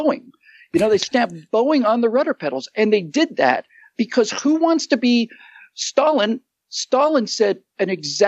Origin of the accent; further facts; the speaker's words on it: United States; as an American